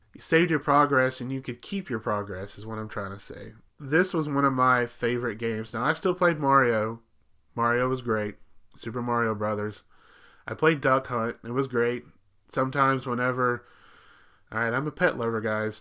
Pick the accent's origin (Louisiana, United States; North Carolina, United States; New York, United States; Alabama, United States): Alabama, United States; another cousin that I had when I was growing up in Alabama